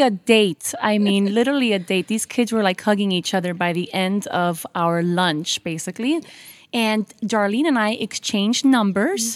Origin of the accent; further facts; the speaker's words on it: Miami, Florida, United States; I was born and raised in Miami